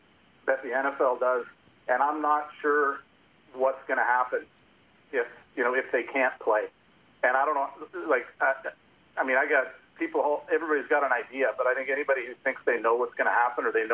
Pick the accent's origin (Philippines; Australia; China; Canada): Canada; Vancouver, British Columbia; also born or lived in United States; I grew up in Vancouver